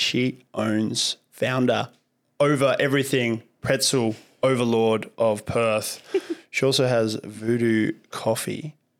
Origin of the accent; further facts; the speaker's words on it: Russia; now in Australia; I'm Russian myself. We're all immigrants